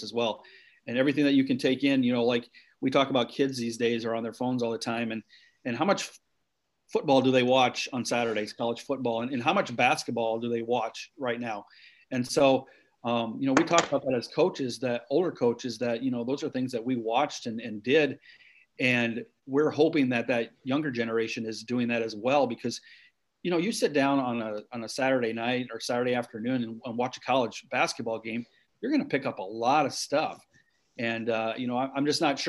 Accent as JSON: {"language": "English", "town": "Dike", "region": "Iowa", "country": "United States", "tie": "born or raised there", "said": "I, was born the fifth out of seven kids in, Dike, Iowa, grew up on a farm"}